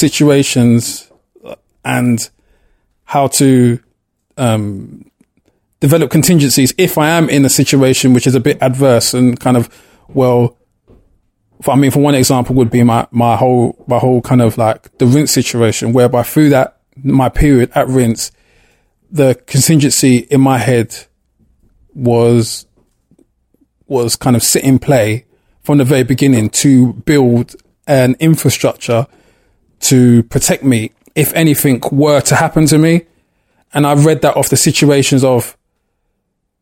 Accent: London, United Kingdom; born or raised there

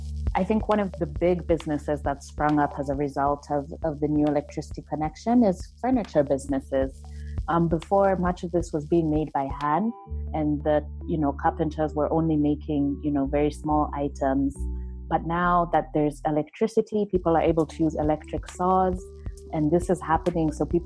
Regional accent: Asembo, Siaya County, Kenya; this is my hometown village. It's, you know, a place that's very close to my heart. I know so many of the families from around there.

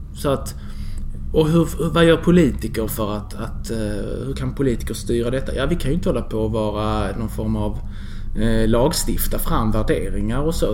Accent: Skanör, Skåne, Sweden; also born or lived in Nahariya, Israel / Lund; now in Malmö, Sweden; Vi flyttade till Skanör, familjen, mm. när jag var två år gammal. Okay. Och sen har jag vuxit upp där

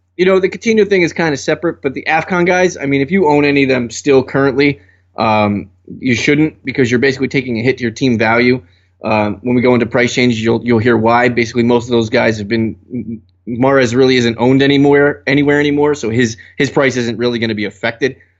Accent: New Jersey, United States; I'm from Jersey

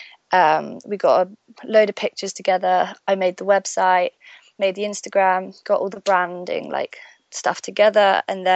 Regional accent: Stratford-upon-Avon, West Midlands, United Kingdom; moved away as an adult; also born or lived in Birmingham; now in London, United Kingdom; I was born in Birmingham. in the UK. I was raised in Stratford-upon-Avon, which is where Shakespeare is from.

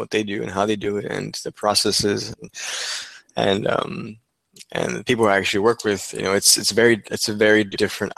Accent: Mexico; now in Texas, United States; Mexico, my home country

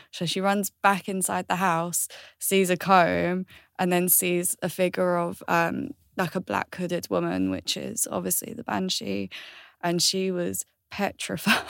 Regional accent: Galway, Connacht, Ireland; I was born in Ireland, which is Galway

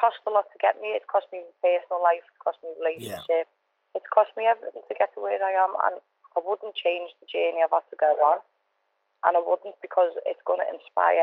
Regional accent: Liverpool, North West England, United Kingdom; I'm from Norris Green, I'm from a tough area, and I'm a tough cat

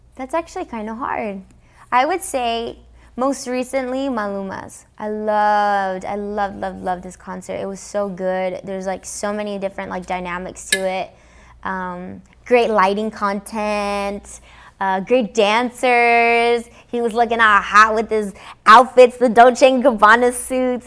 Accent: Los Angeles, California, United States; first language English; I'm from Los Angeles, because I grew up in America, I grew up listening to everything

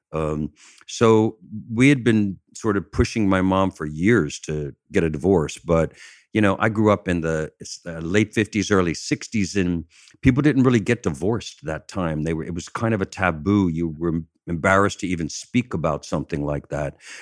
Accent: Chester, Pennsylvania, United States; moved away; I'm from outside of Philadelphia. I'm down, down by, uh, Chester, Pennsylvania.

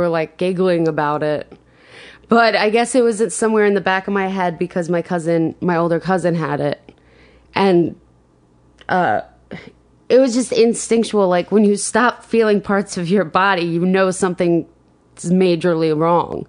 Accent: Rocky Point, New York, United States; I grew up on Long Island, um, in Rocky Point

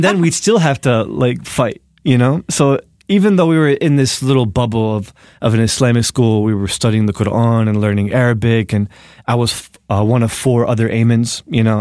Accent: Newark, New Jersey, United States; moved away as an adult; now in New York City, United States; I'm from New Jersey, from Newark

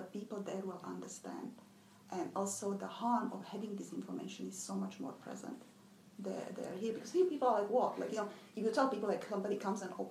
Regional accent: Czechia; moved away; I'm from Czech Republic, Czechoslovakia

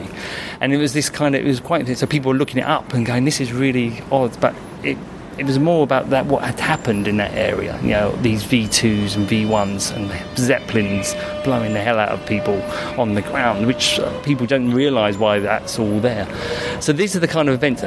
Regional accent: London, United Kingdom; I come from Peckham

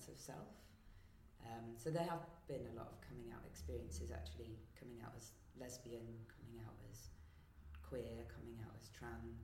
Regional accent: West Midlands, United Kingdom; I grew up in the West Midlands, mostly with a Catholic, Roman Catholic upbringing

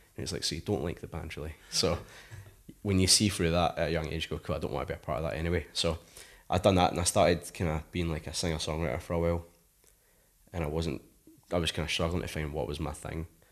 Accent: Paisley, Scotland, United Kingdom; I come from Paisley, like, really small town

